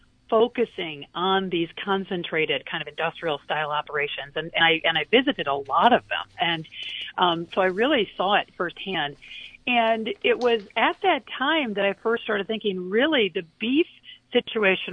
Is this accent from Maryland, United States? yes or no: no; Kalamazoo, Michigan, United States; moved away; my hometown, Kalamazoo, Michigan